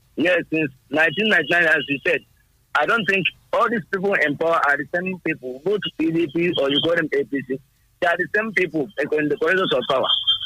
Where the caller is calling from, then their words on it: Abeokuta, Ogun State, Nigeria; I'm coming from Abeokuta, Ogun State.